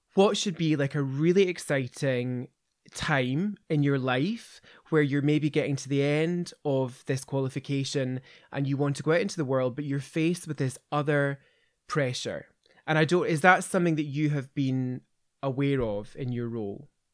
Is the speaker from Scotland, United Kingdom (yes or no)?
yes; Kirkintilloch, Scotland, United Kingdom; I grew up in Kirkendilloch